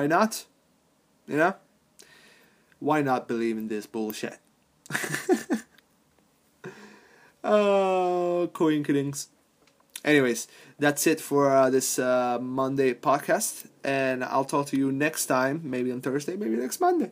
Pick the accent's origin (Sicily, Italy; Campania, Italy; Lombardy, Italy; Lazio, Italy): Sicily, Italy; Palermo; moved away; my hometown of Palermo